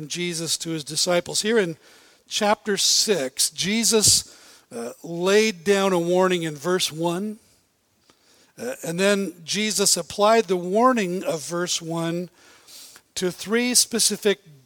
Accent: Bellingham, Washington, United States; I grew up in Bellingham

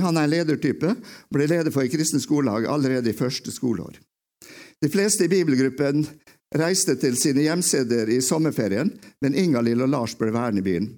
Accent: Åndalsnes, Møre og Romsdal, Norway; also born or lived in Bergen; now in Oslo, Norway; jeg kommer jo fra jeg kom fra Åndalsnes. Jeg vokste opp uh

